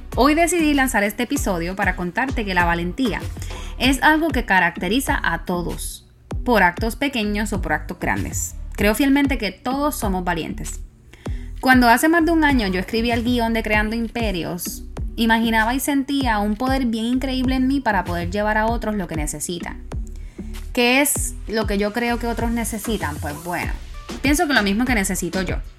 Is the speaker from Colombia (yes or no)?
no; Puerto Rico; moved away; como Boricua fuera de la isla